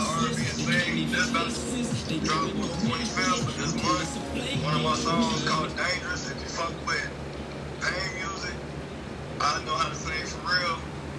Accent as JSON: {"language": "English", "town": "Chicago", "region": "Illinois", "country": "United States", "said": "I'm from Chicago and my age is 25. I'm 25 years old."}